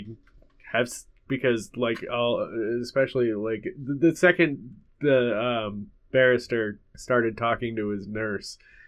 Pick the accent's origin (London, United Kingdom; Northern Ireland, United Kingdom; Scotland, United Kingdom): Scotland, United Kingdom; Just because we're Scottish.